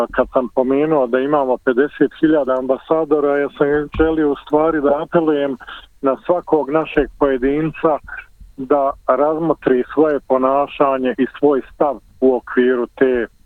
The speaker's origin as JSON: {"language": "Croatian", "town": "Sarajevo", "region": "Federation of Bosnia and Herzegovina", "country": "Bosnia & Herzegovina", "moved": "yes", "lives_now": "Australia"}